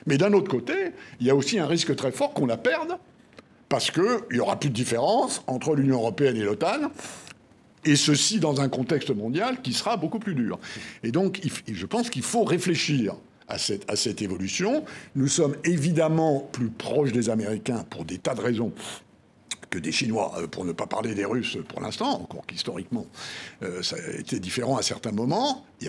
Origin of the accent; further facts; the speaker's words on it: France; En tant que Français et en tant que ancien officier de marine